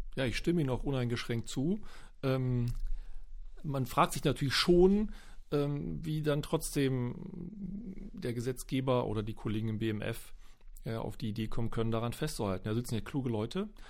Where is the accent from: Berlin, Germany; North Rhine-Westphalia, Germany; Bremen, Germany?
Berlin, Germany; Ich als Berliner